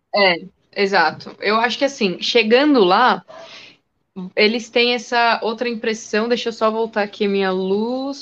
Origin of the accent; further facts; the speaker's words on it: São Paulo, Brazil; eu sou daqui de São Paulo